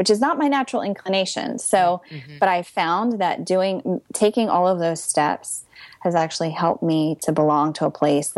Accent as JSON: {"language": "English", "region": "Pennsylvania", "country": "United States", "also_born_or_lived": "London", "moved": "as an adult", "lives_now": "New Jersey, United States", "said": "I'm from Pennsylvania"}